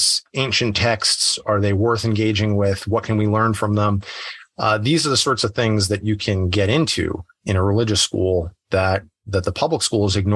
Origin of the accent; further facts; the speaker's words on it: New Hampshire, United States; I grew up in a small town in New Hampshire, fewer than 10,000 people